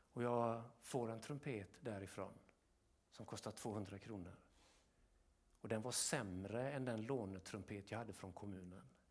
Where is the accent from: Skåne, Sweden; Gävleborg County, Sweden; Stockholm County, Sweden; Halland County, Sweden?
Halland County, Sweden; Kungsbacka; nere i Kungsbacka där jag växte upp